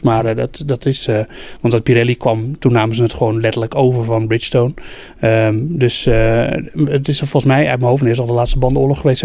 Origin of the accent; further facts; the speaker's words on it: Netherlands; wij zijn Nederlanders